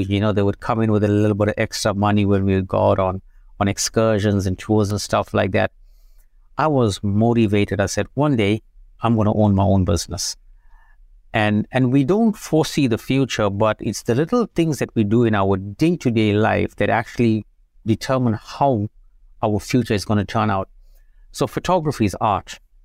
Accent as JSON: {"language": "English", "town": "Umzinto", "region": "KwaZulu-Natal", "country": "South Africa", "tie": "born or raised there", "also_born_or_lived": "England", "moved": "as an adult", "lives_now": "United States", "said": "I grew up in South Africa, very small town. You know, it's called Amzinto"}